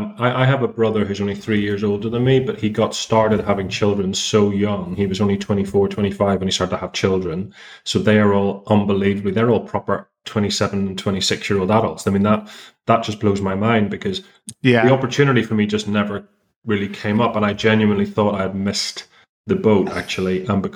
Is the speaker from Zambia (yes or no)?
no; Belfast, Northern Ireland, United Kingdom; also born or lived in London; I'm from Belfast originally. I was living in London for 18 years